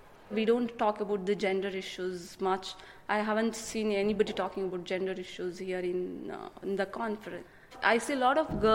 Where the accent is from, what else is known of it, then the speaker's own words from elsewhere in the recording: India; moved away as an adult; now in United Kingdom; I'm from India. I born and brought up on an agricultural farm.